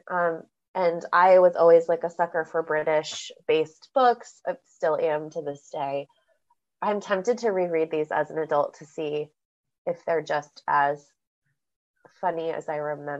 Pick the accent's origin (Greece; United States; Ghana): United States; Northern California; I grew up in Northern California